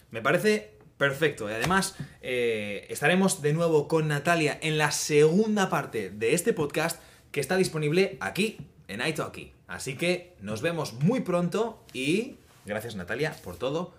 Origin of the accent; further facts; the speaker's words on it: Spain; now in Netherlands; como español